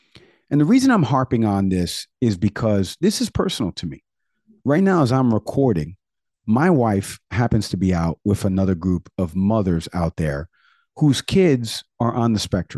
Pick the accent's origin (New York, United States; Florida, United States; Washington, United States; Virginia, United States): New York, United States; now in Miami, United States; the Hudson River up in New York, my hometown.